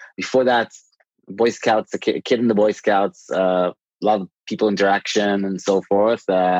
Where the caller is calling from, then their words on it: Tel Aviv, Tel Aviv District, Israel; Tel Aviv.